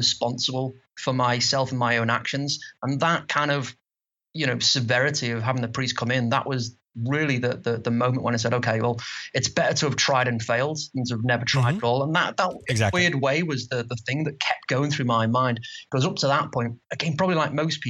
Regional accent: Liverpool, North West England, United Kingdom; accent: Liverpool; I'm from the UK, if you can't tell from my slight accent.

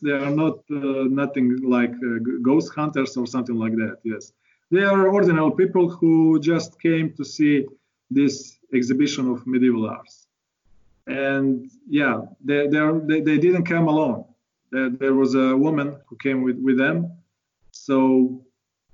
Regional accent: Croatia; we are from Croatia

